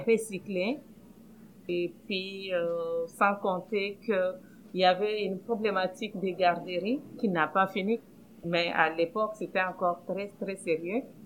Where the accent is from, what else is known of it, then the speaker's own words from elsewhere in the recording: DR Congo; moved away as an adult; also born or lived in Pierrefonds-Roxboro, Montreal, Canada; now in Montreal, Canada; Je viens du Congo, République démocratique du Congo, en Afrique centrale